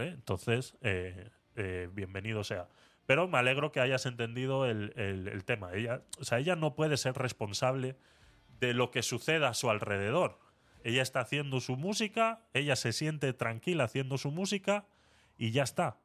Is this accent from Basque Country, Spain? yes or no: yes; Vitoria-Gasteiz, Basque Country, Spain; cuando era pequeño en Vitoria eh, teníamos un psicólogo en el colegio